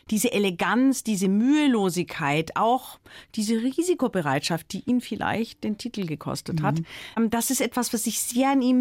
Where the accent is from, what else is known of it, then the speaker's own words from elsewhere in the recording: Baden-Württemberg, Germany; ich bin am Fuße des Schwarzwalds aufgewachsen